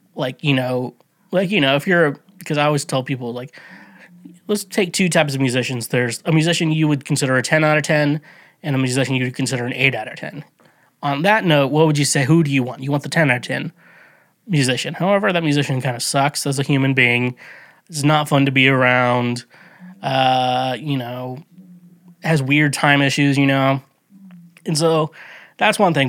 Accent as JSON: {"language": "English", "country": "United States", "said": "I'm not from Kansas City, but I'm from around the area, you know, the, the Kansas City metro, the outside, I'm from, like, outside Kansas City"}